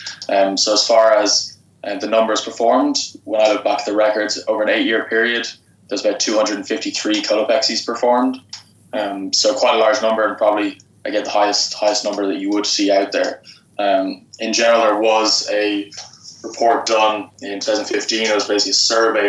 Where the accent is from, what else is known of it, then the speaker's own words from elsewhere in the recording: Dublin, Leinster, Ireland; moved away as an adult; also born or lived in Lexington, Kentucky / University of Georgia; now in United States; I'm from Dublin in Ireland.